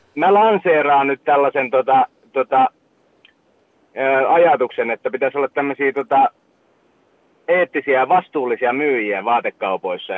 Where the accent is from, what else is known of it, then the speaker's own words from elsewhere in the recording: Vaasa area, Ostrobothnia, Finland; now in Turku, Finland; silloinhan me lähdettiin tota Vaasasta Uumajaa